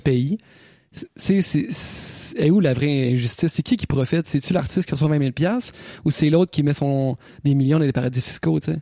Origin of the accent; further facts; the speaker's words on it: Quebec City, Quebec, Canada; nous autres on vient de Québec